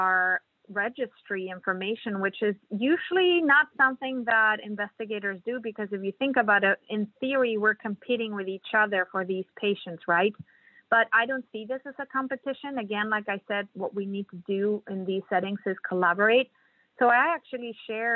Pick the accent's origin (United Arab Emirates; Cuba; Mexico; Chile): Mexico; moved away as an adult; now in Kansas City, United States; I'm originally from Mexico